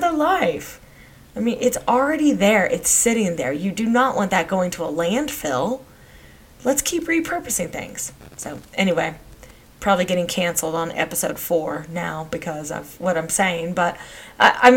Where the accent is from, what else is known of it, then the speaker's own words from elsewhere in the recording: Texas, United States; I grew up in Texas